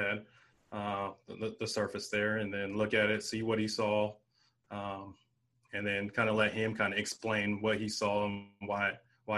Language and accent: English; San Diego, California, United States; me growing up in San Diego